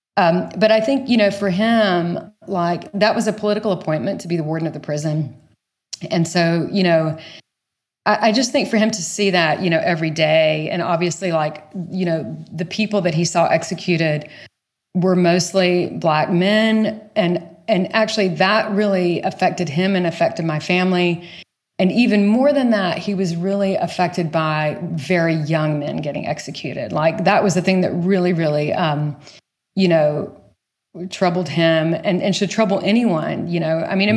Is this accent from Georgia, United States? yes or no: yes; small town outside of Savannah, Georgia, United States; moved away; I grew up in the rural south